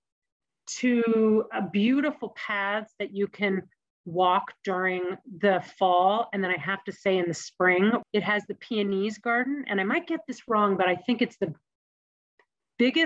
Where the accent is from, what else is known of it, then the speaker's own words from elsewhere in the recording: Los Angeles, California, United States; now in Ann Arbor, United States; I grew up in Los Angeles, born and raised there